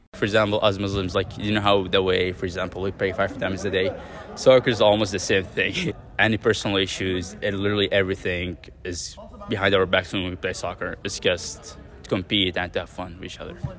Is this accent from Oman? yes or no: yes; Oman; now in Lincoln, United States; I'm from Oman.